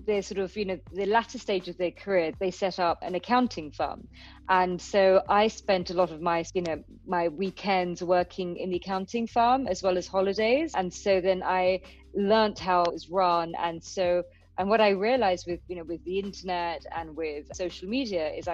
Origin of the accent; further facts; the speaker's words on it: London, United Kingdom; I was brought up in London and my parents are Indian Pakistani